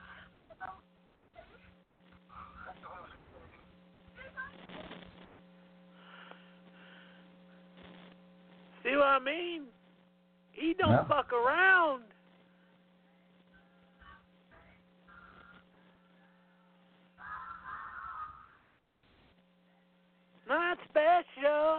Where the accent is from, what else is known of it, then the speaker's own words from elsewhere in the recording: the South, United States; I come from the South